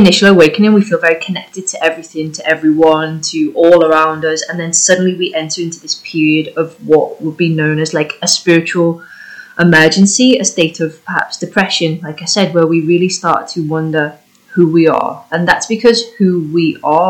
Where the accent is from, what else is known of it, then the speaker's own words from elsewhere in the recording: United Kingdom; first language English; moved away as an adult; also born or lived in Spain; I'm British and I was living in Spain